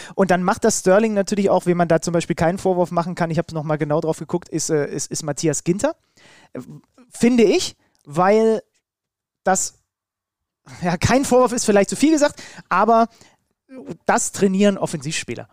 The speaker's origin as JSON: {"language": "German", "country": "Germany", "said": "als Deutscher"}